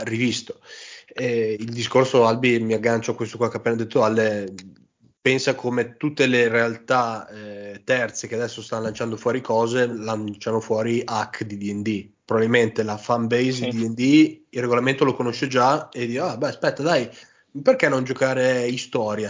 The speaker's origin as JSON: {"language": "Italian", "town": "Modena", "region": "Emilia-Romagna", "country": "Italy", "said": "io sono di Modena"}